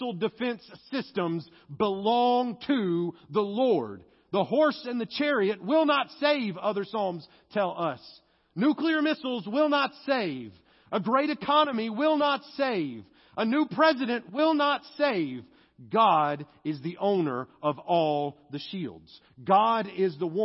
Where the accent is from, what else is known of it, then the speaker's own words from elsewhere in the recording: United States; I am American to the core